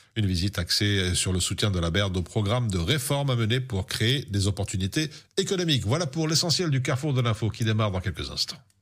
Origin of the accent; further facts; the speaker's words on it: Brussels-Capital Region, Belgium; chez nous à Bruxelles